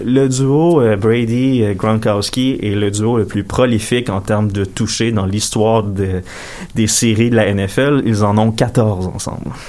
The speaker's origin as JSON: {"language": "French", "region": "Quebec", "country": "Canada", "said": "je suis canadien puis québécois"}